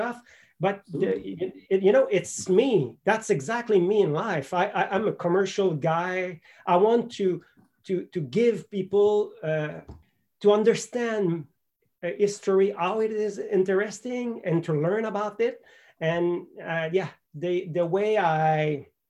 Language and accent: English; Quebec City, Quebec, Canada; English is a second language; moved away as an adult; also born or lived in Ottawa, Ontario / Montreal, Quebec; If you ask me where I'm from, I'm probably going to tell you Quebec City